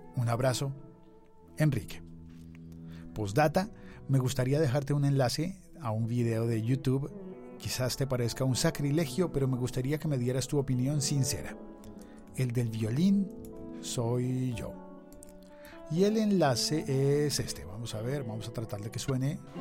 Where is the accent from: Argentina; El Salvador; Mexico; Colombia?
Colombia; Soy colombiano.